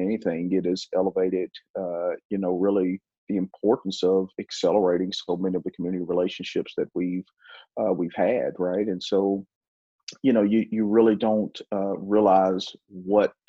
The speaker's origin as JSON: {"language": "English", "country": "United States"}